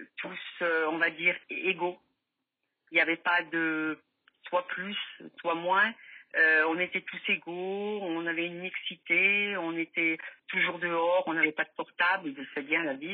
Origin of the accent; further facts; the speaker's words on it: Firminy, Auvergne-Rhône-Alpes, France; je suis de Firminy, dans la Loire